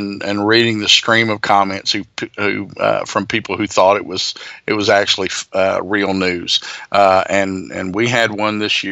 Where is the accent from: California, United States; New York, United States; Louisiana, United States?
Louisiana, United States; my home state, from Baton Rouge, Louisiana